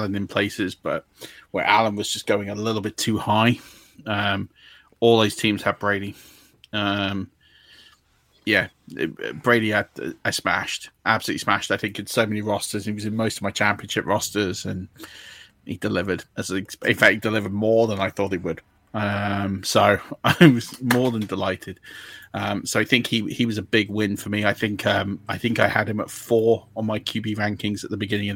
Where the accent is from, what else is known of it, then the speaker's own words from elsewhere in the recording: England, United Kingdom; I'm English.